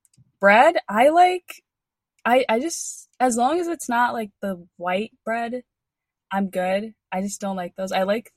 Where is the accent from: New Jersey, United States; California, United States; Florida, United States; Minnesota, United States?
Minnesota, United States; also born or lived in Eden Prairie, Minnesota; I'm from Minnesota